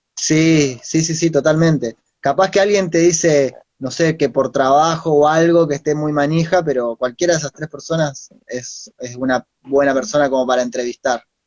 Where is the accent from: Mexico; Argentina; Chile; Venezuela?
Argentina; Entre Ríos; moved away as an adult; now in La Plata, Argentina; nací en Entre Ríos